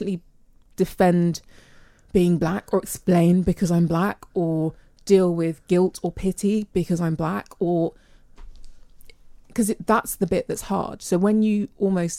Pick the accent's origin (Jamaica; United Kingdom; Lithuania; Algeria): United Kingdom; England; My parents were born here and I'm born here. So my relationship with being British and English